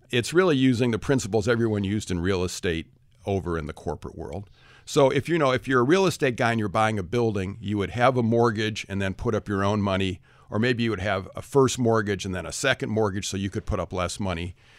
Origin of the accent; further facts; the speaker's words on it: Detroit, Michigan, United States; I come from the Detroit area of Michigan. I was a public school kid, went to University of Michigan